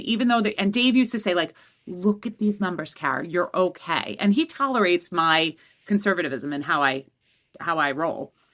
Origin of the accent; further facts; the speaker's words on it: New York City, New York, United States; I grew up in Queens